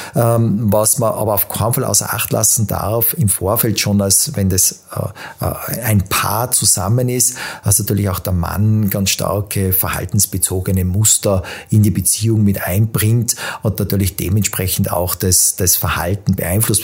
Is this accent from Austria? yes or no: yes; Tyrol, Austria; now in Vienna, Austria; bin äh, gebürtiger Tiroler, lebe seit vielen Jahren in Wien